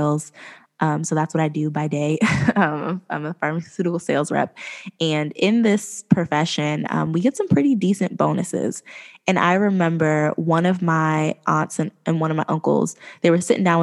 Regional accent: East Coast, United States; I'm from the East Coast

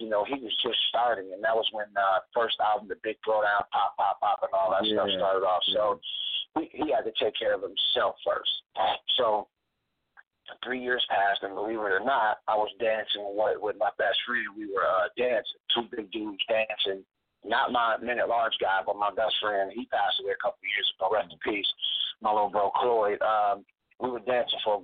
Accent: Cleveland, Ohio, United States; moved away as an adult; now in Atlanta, United States; I was born and raised in Cleveland

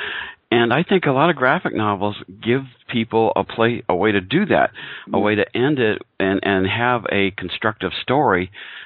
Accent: United States

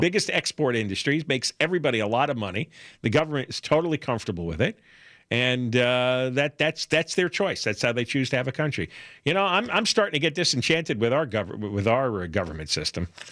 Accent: the New York area, United States; now in Los Angeles, United States; growing up in the New York area in the 1970s

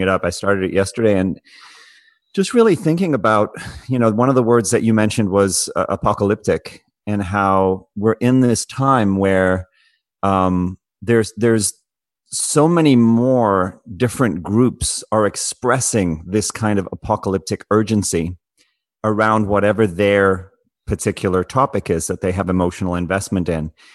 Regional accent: South Africa; as someone who grew up in South Africa

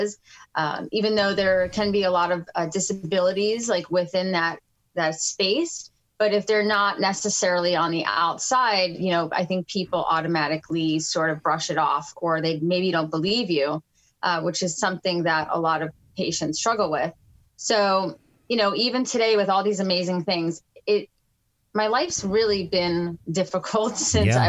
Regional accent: Fort Lauderdale, Florida, United States; also born or lived in New York City; We lived in Fort Lauderdale at the time. We moved down from New York City

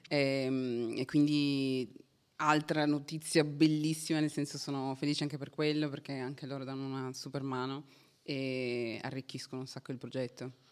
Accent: Turin, Piedmont, Italy; Sono di Torino

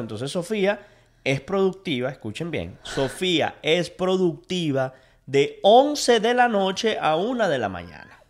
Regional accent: Venezuela; now in United States; Soy, sigo siendo venezolano, pero quiero ser americano

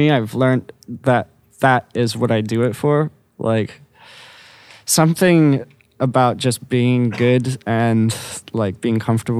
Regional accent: London, United Kingdom; Growing up in London was awesome.

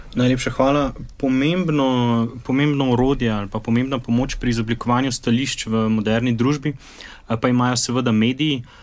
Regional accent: Slovenia

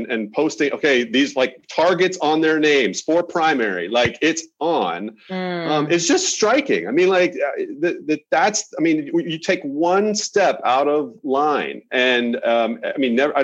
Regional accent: Oklahoma, United States; moved away; I'm from Oklahoma originally

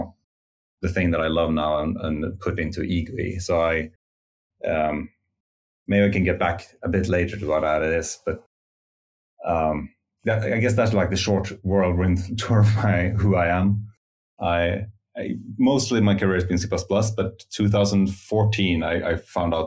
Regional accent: Stockholm, Stockholm County, Sweden; Well, I'm from Sweden, Stockholm, Sweden, and I think I was about 15 when I fell in love with programming. I had like a course in C++ at I guess Swedish high school

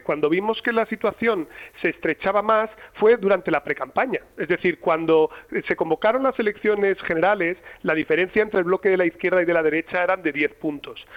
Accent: La Rioja, Spain; en La Rioja, de donde soy yo

